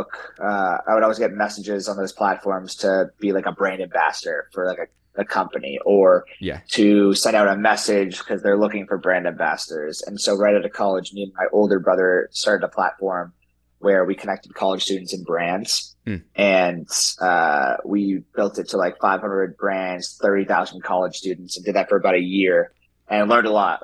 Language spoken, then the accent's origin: English; Wellesley, Massachusetts, United States; I grew up in Wellesley, Mass. It's a suburb of Boston